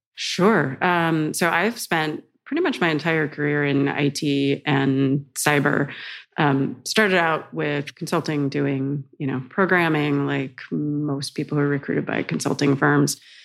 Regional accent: United States; moved away as an adult; now in Amsterdam, Netherlands; as an American

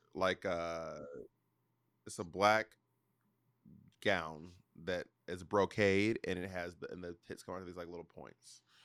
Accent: Atlanta, Georgia, United States; moved away; also born or lived in New York City, United States / Alabama, United States; I am from Atlanta, and I am a New Yorker.

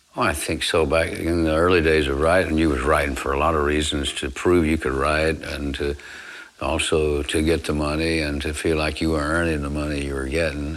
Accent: Abbott, Texas, United States; I was born in Abbott, Texas on uh, April 29th, 1933. And uh, my uh, grandparents raised me

